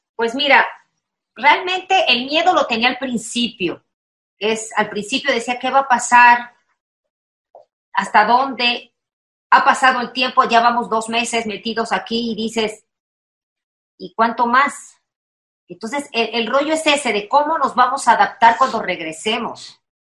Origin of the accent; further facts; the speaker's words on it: Veracruz, Mexico; Veracruz, mana, soy jarocha